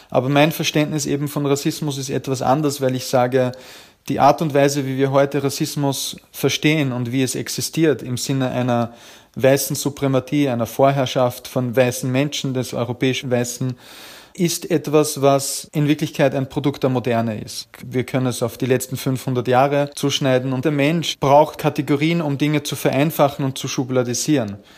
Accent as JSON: {"language": "German", "region": "Upper Austria", "country": "Austria", "tie": "born or raised there", "said": "Na, ich komme eigentlich aus dem ländlichen Bereich, aus Oberösterreich, in der Gegend, also im Nachbarbezirk von Braunau, wo Hitler geboren wurde."}